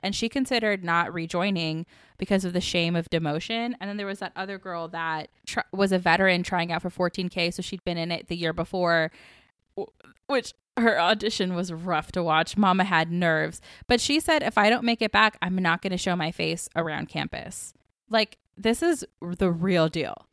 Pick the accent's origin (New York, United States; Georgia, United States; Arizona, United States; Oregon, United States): Georgia, United States; Atlanta; I grew up in Atlanta in Southern, like, battle of the bands culture